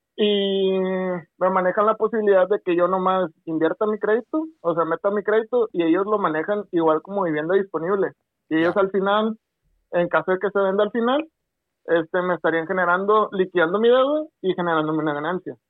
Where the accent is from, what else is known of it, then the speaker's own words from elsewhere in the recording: Guasave, Sinaloa, Mexico; moved away as an adult; now in Culiacán, Mexico; Yo soy de, de Guasave, yo estoy aquí y me vine a trabajar acá